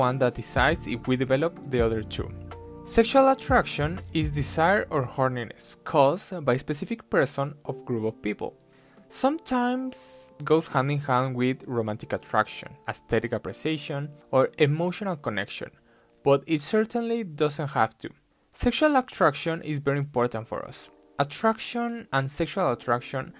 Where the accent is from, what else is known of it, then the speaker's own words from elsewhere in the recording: Mexico; I'm from Mexico